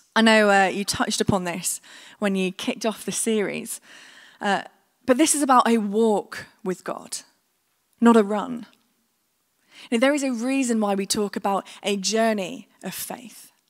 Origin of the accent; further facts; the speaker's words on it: United Kingdom; we, as the British